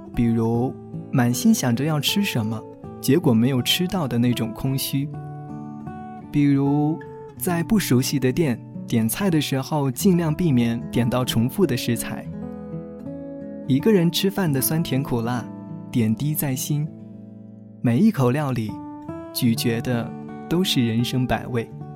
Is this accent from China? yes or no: yes; southern China, China; 作为南方人的我